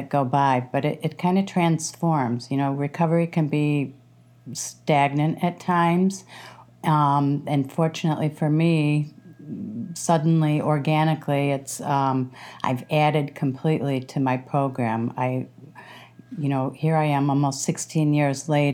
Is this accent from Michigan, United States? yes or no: yes; Detroit, Michigan, United States; I'm from the Detroit area, suburb of Michigan there, out of Detroit